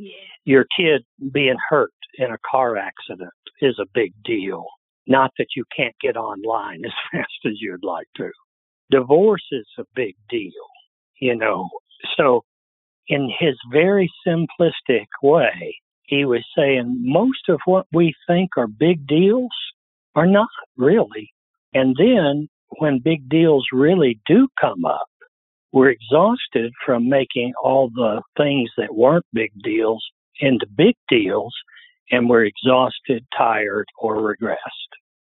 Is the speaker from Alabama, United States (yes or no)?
yes; Alabama, United States; I come from Alabama, not Harvard.